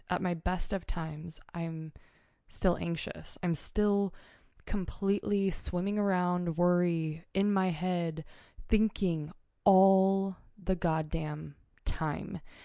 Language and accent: English; Mount Hood, Oregon, United States; moved away; this is my home state. I grew up on Mount Hood.